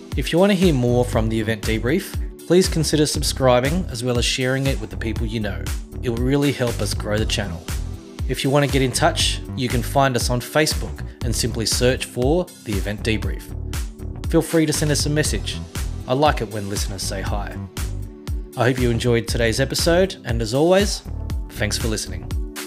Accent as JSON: {"language": "English", "town": "Sydney", "region": "New South Wales", "country": "Australia", "also_born_or_lived": "New Zealand", "moved": "yes", "lives_now": "Sydney, Australia", "said": "I'm from Western Sydney"}